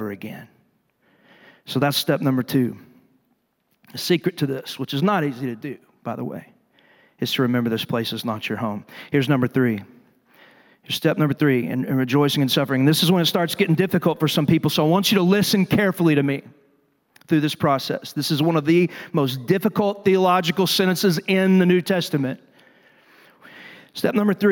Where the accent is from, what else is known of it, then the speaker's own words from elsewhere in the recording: Texas, United States; I'm from Texas, dadgummit, the greatest state in the world